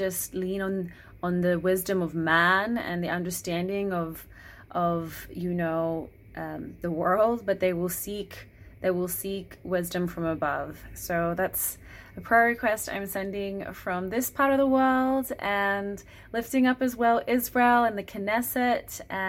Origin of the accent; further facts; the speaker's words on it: Australia; also born or lived in Vanuatu; I'm from Australia and Vanuatu. Vanuatu is a little island nation in the South Pacific.